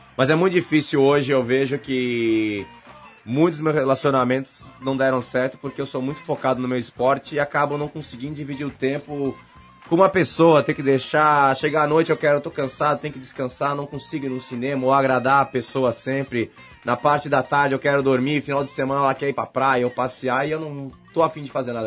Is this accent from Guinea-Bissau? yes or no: no; Brazil; moved away as an adult; now in United States; continuei representando o Brasil, que é o país onde eu nasci